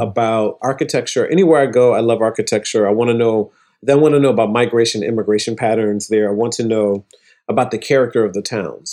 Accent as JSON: {"language": "English", "town": "Toledo", "region": "Ohio", "country": "United States", "tie": "born or raised there", "also_born_or_lived": "Atlanta", "moved": "as an adult", "lives_now": "New York, United States", "said": "It's my home, in my hometown, Toledo, Ohio."}